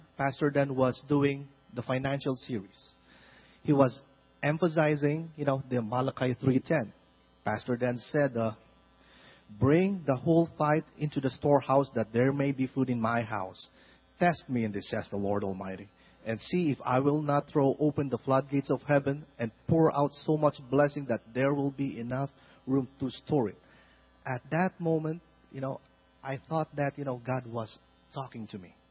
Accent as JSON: {"language": "English", "country": "Philippines", "moved": "as an adult", "said": "originally we are from the Philippines."}